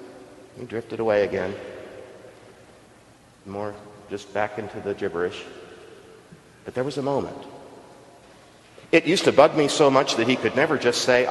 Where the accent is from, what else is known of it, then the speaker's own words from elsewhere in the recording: Texas coast, United States; now in Stanford, United States; Where I grew up on the Texas coast